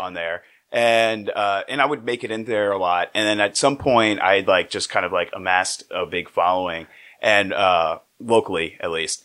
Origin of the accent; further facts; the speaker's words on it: Metairie, Louisiana, United States; I'm from the suburbs. I'm from Metairie